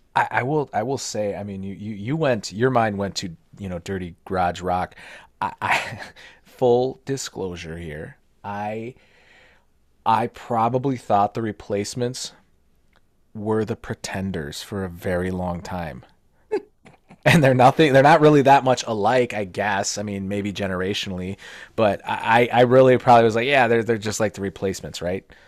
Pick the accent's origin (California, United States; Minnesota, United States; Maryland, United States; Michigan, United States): Minnesota, United States; born or raised there